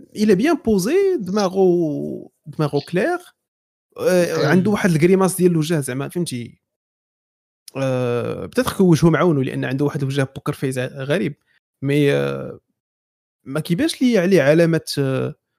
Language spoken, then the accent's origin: Arabic; Morocco; حنا مغاربه